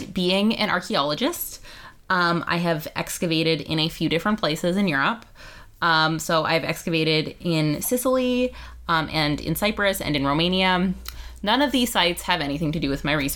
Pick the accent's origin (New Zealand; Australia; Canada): Canada; Vancouver, British Columbia; I am from Vancouver, British Columbia, where I still live